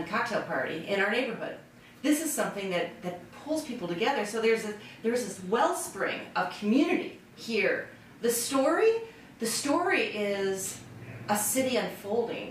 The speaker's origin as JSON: {"language": "English", "town": "West Chicago", "region": "Illinois", "country": "United States", "tie": "born or raised there", "also_born_or_lived": "Florida / North Aurora", "lives_now": "Aurora, United States", "said": "I grew up in West Chicago"}